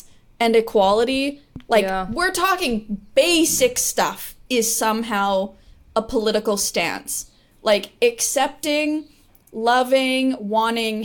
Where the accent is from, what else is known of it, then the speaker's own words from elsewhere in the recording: Canada; I'm from Canada